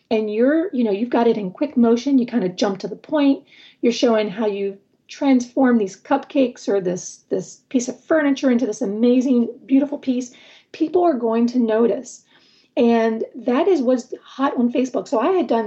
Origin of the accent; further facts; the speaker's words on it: Michigan, United States; what a coincidence that we're both from Michigan.